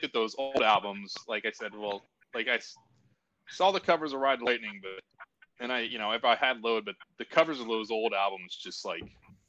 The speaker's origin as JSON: {"language": "English", "region": "northern central Pennsylvania", "country": "United States", "tie": "born or raised there", "said": "I grew up in a small like city in the middle of Pennsylvania, like northern central Pennsylvania. There wasn't a big music scene or anything there."}